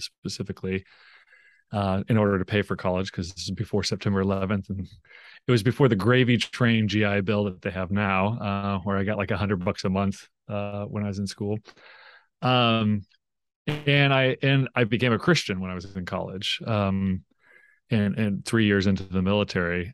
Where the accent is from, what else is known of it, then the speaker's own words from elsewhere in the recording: Tulsa, Oklahoma, United States; I grew up in Tulsa, Oklahoma